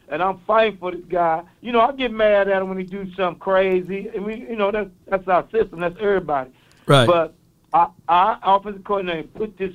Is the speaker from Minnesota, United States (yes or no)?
no; East St. Louis, Illinois, United States; I'm from East St. Louis. I got a little accent.